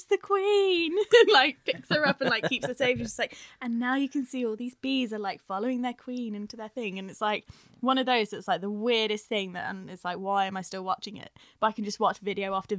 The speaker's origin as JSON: {"language": "English", "region": "London", "country": "United Kingdom", "tie": "born or raised there", "moved": "as an adult", "lives_now": "Birmingham, United Kingdom", "said": "I'm from London originally. Moved to Birmingham when I was 18 for uni at UCB."}